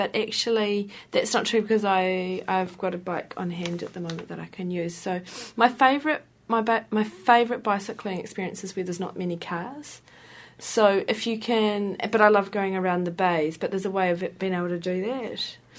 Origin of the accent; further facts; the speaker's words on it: Hastings, South East England, United Kingdom; I grew up in Hastings, and Hastings is flat.